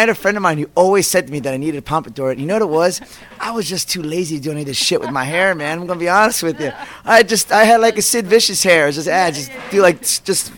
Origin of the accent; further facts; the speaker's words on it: outside of Philadelphia, Pennsylvania, United States; also born or lived in Queens, New York; I was raised outside of Philly